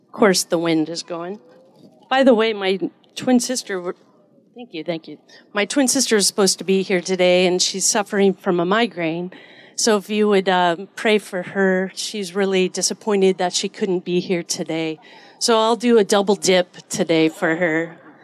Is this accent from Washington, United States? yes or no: yes; Edmonds, Washington, United States; I grew up in Edmonds here in Washington